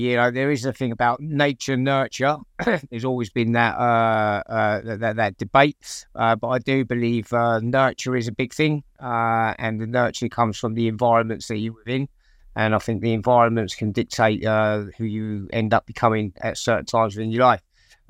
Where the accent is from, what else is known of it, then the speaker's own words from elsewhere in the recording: Portsmouth, South East England, United Kingdom; So I was brought up in the best city in the world, Portsmouth.